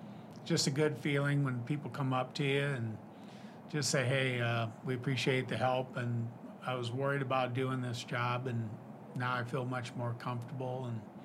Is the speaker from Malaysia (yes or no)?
no; Storm Lake, Iowa, United States; I grew up in Storm Lake, Iowa, and I went to BV for 2 years, transferred to Iowa State, where I got my BA and ultimately my master's.